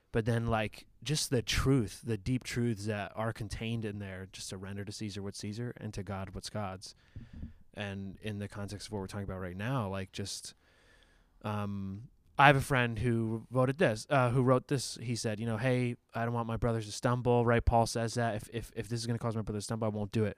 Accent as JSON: {"language": "English", "country": "United States", "said": "as an American"}